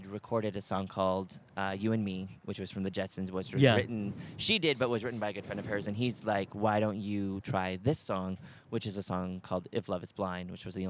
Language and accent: English; Montana, United States; they found out I was from Montana.